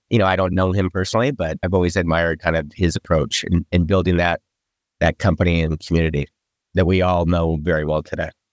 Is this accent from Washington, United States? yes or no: no; Michigan, United States; moved away as an adult; also born or lived in East Coast; I grew up in Michigan